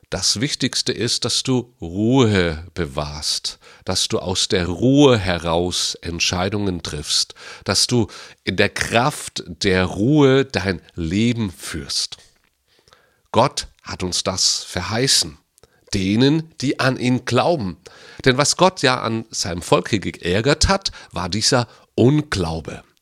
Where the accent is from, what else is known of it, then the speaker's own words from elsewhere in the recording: Baden-Württemberg, Germany; Ich bin in Baden-Württemberg groß geworden und da heißt es Schaffe, Schaffe, Häuslebauer.